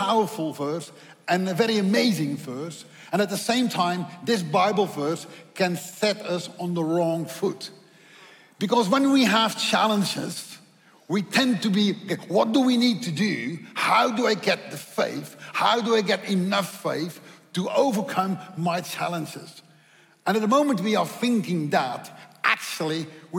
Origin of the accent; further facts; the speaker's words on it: Netherlands; accent: Dutch; English is a second language; my accent is Dutch